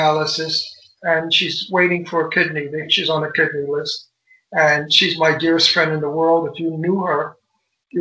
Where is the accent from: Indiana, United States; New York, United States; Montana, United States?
New York, United States; New York City; moved away; also born or lived in Brooklyn, New York / Greenwich Village, New York; I came from Brooklyn. I grew up in Astoria, Queens